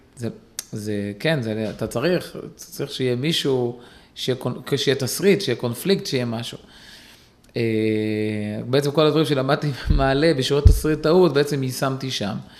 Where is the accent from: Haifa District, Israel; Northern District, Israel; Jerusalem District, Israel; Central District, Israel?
Haifa District, Israel; Kiryat Ata; גדלתי בקריית אתא